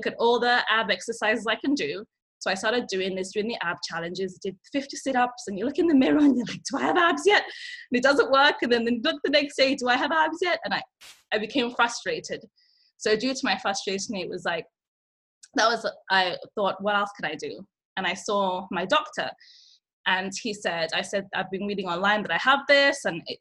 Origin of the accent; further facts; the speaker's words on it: England, United Kingdom; English is a second language; moved away as an adult; also born or lived in Nigeria; now in Yellowknife, Canada; I moved to England when I was 5. So I was I didn't speak English. I was straight out of Nigeria, put in an English school in the city I lived in.